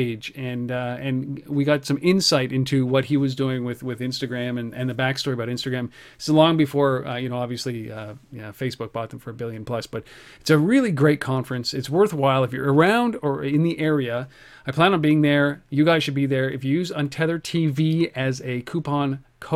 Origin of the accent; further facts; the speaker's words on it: Canada; I'm a Canadian